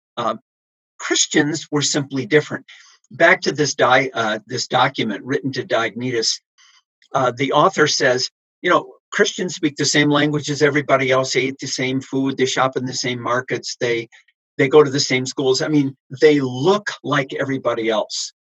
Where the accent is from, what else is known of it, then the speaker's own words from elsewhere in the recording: United States; I'm an American